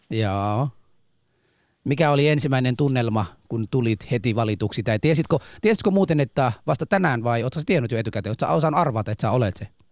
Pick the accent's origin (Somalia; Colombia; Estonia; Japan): Somalia; now in Helsinki, Finland; mä oon somalialainen